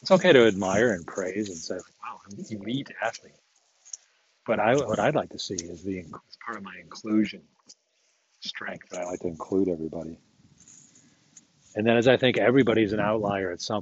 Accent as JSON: {"language": "English", "country": "United States", "said": "I'm American"}